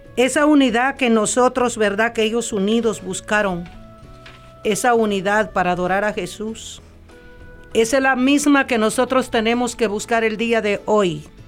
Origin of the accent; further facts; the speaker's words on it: El Salvador; now in California, United States; yo soy del Salvador